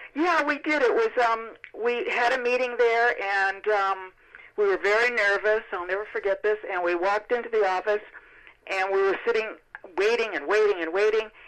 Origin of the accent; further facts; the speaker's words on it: Milwaukee, Wisconsin, United States; moved away as an adult; also born or lived in Los Angeles; I'm from Milwaukee